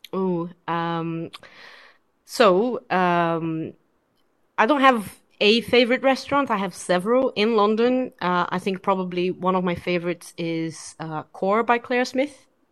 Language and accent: English; Brazil; moved away; I'm originally from Brazil